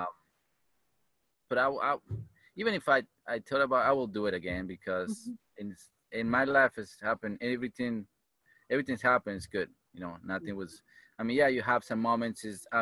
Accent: Uruguay; English is a second language; moved away as an adult; now in United States; where I'm from Uruguay, South America.

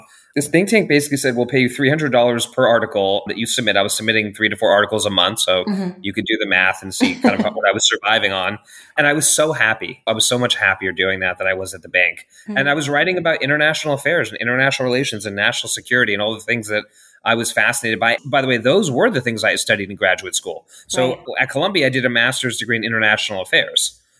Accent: London, United Kingdom; also born or lived in Asia; now in Los Angeles, United States; I'm not from there originally. Mm-hmm. I was born in Asia and grew up in London and lived all over.

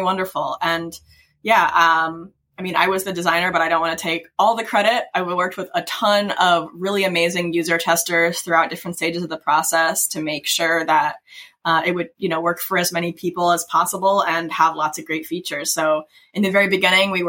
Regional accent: Kentucky, United States; I grew up in Kentucky

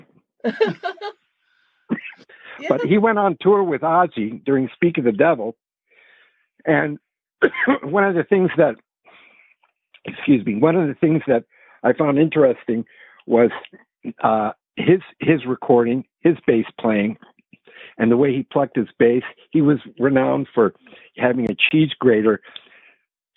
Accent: Vancouver, British Columbia, Canada; moved away as an adult; also born or lived in Chicago / Los Angeles; I was born in Chicago, but I was raised in Vancouver, British Columbia.

